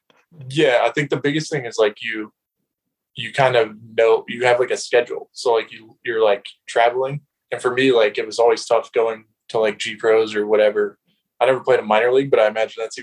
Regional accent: Concord, North Carolina, United States; I grew up in Concord, North Carolina, just like suburb of Charlotte

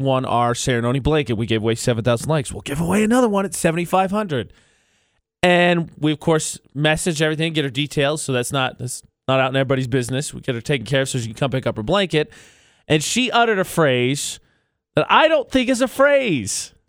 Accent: Midwest, United States; I'm from the Midwest

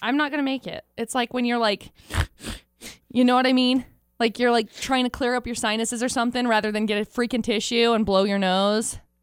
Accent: Tremonton, Utah, United States; now in Logan, United States; where I grew up in Tremont

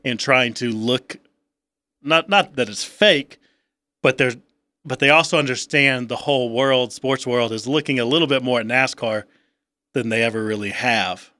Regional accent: the South, United States; moved away; growing up in the South, as I did, having family back in the South

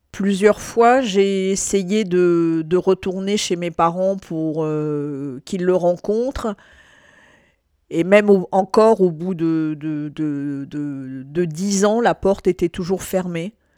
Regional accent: France; je suis née en France

